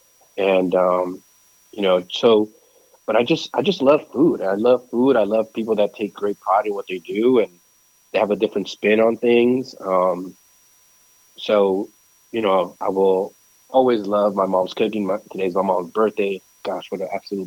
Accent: Nicaragua; moved away; I was born in Nicaragua

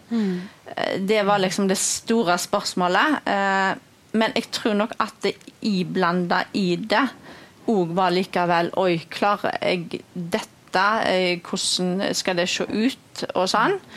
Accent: Skjold, Rogaland, Norway; now in Bømlo, Norway; kommer fra Skjold, men jeg har bodd 30 eh, år på

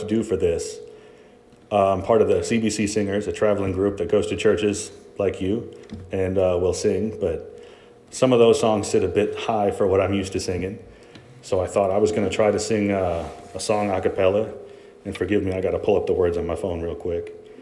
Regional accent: Chicago, Illinois, United States; moved away; I'm from Chicago

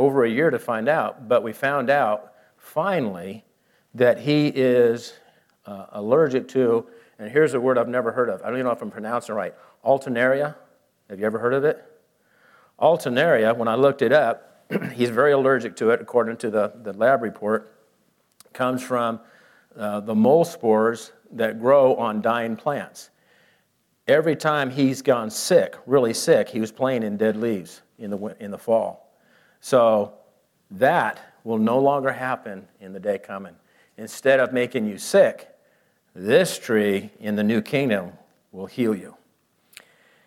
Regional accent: Camden, Maine, United States; moved away; I was born in the city of Camden, Maine, just 2 blocks off of Highway 1 as it goes through

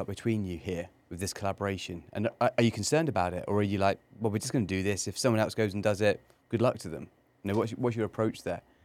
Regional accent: Cornwall, South West England, United Kingdom; moved away; I grew up in England, um, in, in Cornwall

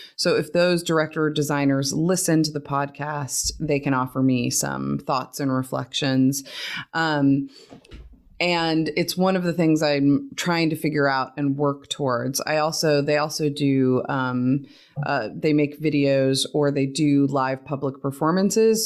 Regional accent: Oregon, United States; now in Texas, United States; I grew up in Oregon

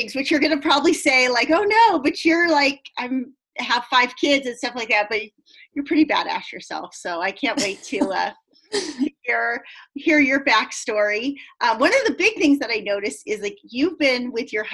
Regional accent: San Diego, California, United States; my hometown of San Diego

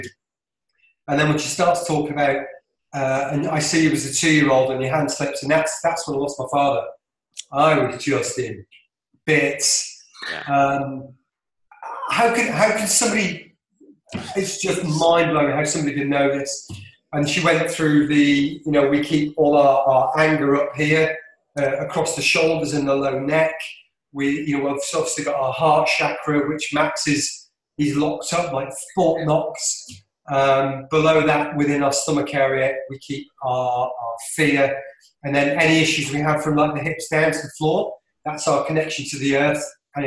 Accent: Isle of Man; accent: London Isle of Man accent; I'm from the Isle of Man

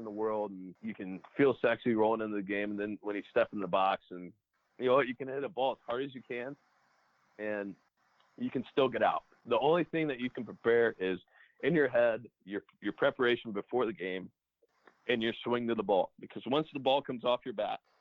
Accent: Cincinnati, Ohio, United States; I was a Reds fan growing up since I grew up in Cincinnati

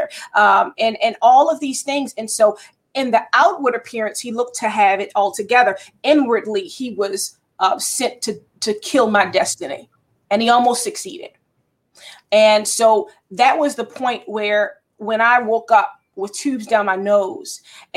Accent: Baltimore, Maryland, United States; also born or lived in Towson, Maryland; I was born and raised in Baltimore, Maryland. I spent some years here and there, but mostly Baltimore is my hometown

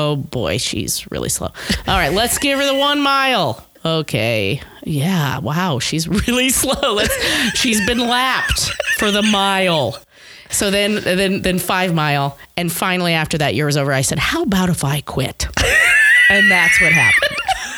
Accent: Omaha, Nebraska, United States; I am here from here, Omaha, Nebraska.

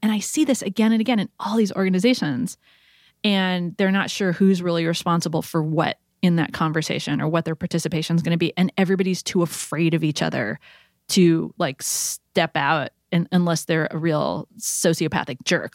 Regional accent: California, United States; as a Californian

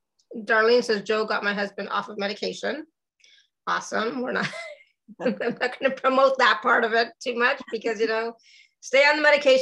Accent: Canada; now in Austria; I am Canadian, so I will say that.

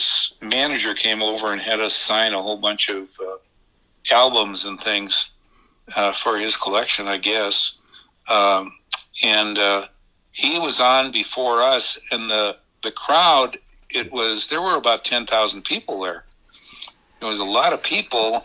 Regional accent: Minneapolis, Minnesota, United States; I was a kid from North Minneapolis

